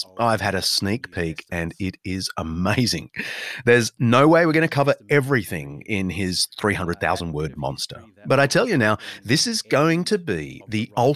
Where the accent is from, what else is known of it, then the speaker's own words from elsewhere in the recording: Sydney, New South Wales, Australia; Moore Theological College in my hometown of Sydney